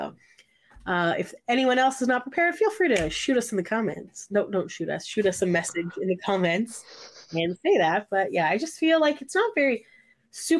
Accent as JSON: {"language": "English", "country": "Canada", "said": "We're not American, we're Canadian"}